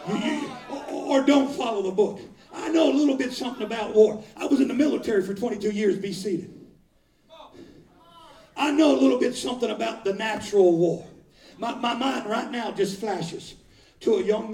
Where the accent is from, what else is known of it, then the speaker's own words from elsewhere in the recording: Ohio, United States; moved away; also born or lived in Florida; I was born and raised in Ohio